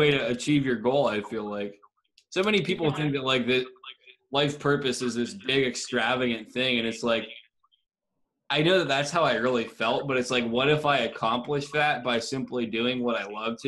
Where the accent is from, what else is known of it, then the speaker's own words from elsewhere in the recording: Columbiana, United States; the house that I grew up in Columbiana